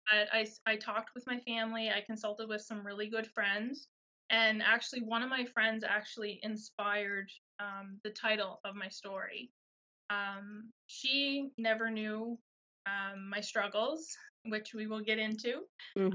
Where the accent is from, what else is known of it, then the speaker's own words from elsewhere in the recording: Miramichi, New Brunswick, Canada; I'm Miramichi girl from New Brunswick